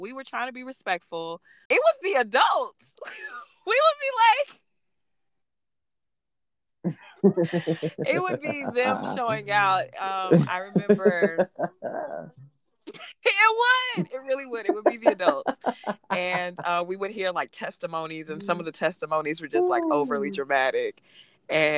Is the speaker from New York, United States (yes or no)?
no; Atlanta, Georgia, United States; I was born in Atlanta and I lived there